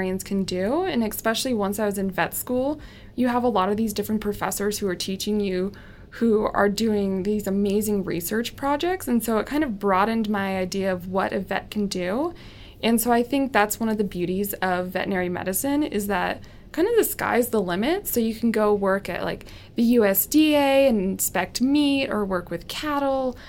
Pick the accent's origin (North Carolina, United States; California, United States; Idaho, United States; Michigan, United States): California, United States; now in Colorado, United States; I'm originally from California, born and raised.